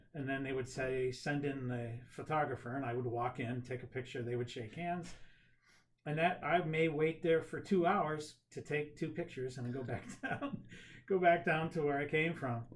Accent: Cuyahoga Falls, Ohio, United States; Cuyahoga Falls, okay. born and raised

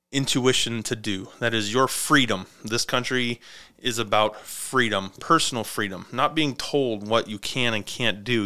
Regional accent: United States

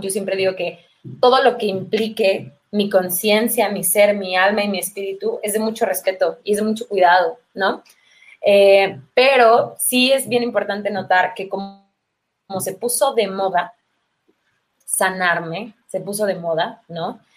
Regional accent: Mexico City, Mexico; Chilanga quiere decir originaria de la Ciudad de México y llevo toda la vida viviendo por acá

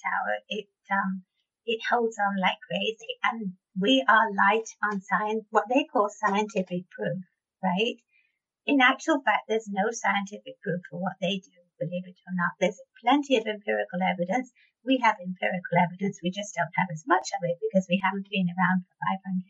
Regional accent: United Kingdom; I'm so British

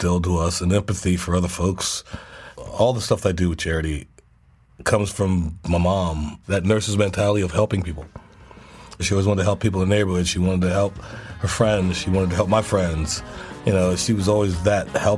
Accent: Charleston, South Carolina, United States; also born or lived in Nashville; I love people in my hometown, and I love living there

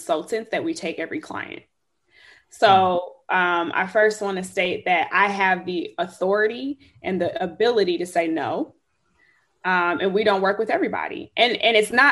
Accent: Chicago, Illinois, United States; moved away as an adult; also born or lived in Houston, Texas; now in Austin, United States; I'm from Chicago, born and raised.

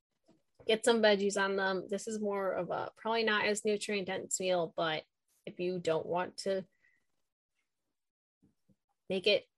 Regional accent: Chicago, Illinois, United States; I have been born and raised in the Chicago area

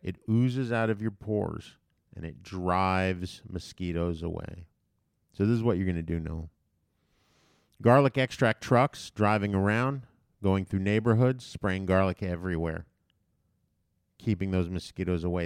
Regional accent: U.S. Virgin Islands; When I was a child growing up in Saint Thomas

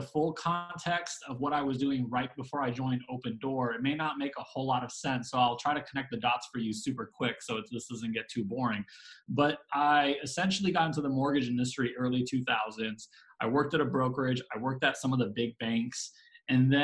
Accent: Bay Area, Northern California, United States; moved away as an adult; now in Dallas, United States; I grew up in the Bay Area, moved to Dallas in 2010

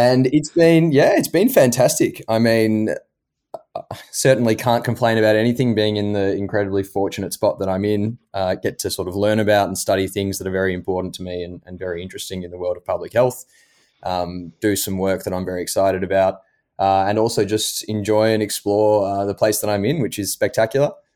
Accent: Melbourne, Victoria, Australia; moved away as an adult; now in Boston, United States; being Australian

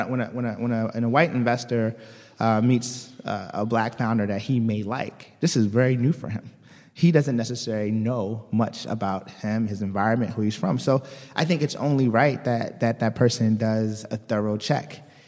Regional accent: Baltimore, Maryland, United States; moved away as an adult; also born or lived in West Virginia / Washington, D.C.; I'm originally from, uh, Baltimore.

